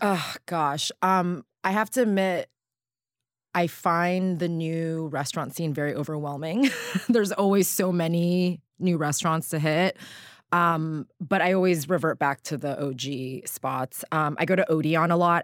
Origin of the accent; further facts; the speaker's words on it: Southern California, United States; I grew up in Southern California